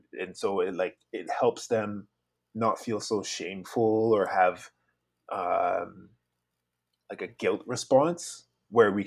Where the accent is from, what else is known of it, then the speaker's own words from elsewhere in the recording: Victoria, British Columbia, Canada; also born or lived in Savannah, Georgia, United States; I'm originally from Savannah, Georgia, but I've grown up on the traditional territories of Lekwungen speaking people, known as Victoria.